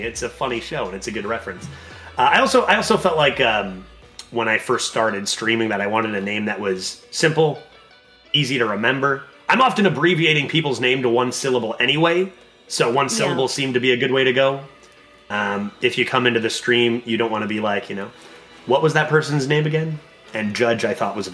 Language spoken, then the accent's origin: English; Canada; I'm Canadian